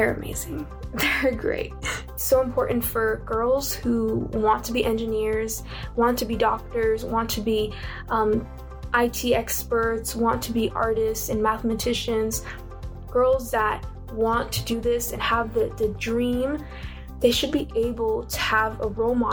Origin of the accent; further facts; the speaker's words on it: United States; I'm from the United States